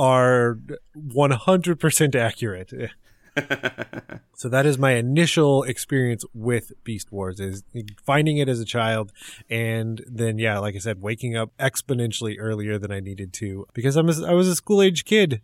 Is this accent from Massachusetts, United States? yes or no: no; Central California, United States; also born or lived in Texas; growing up, I was in Central California, and that is still where I live